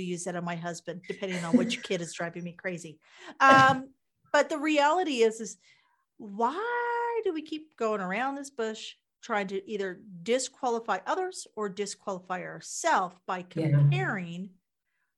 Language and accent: English; Kansas, United States; I'm from Kansas